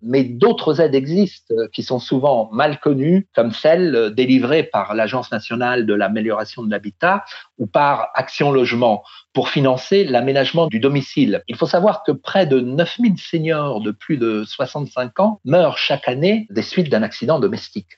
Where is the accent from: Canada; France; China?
France; chez nous en France